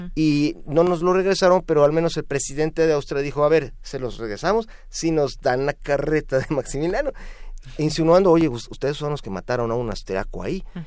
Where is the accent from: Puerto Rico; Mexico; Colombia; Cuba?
Mexico; como todo mexicano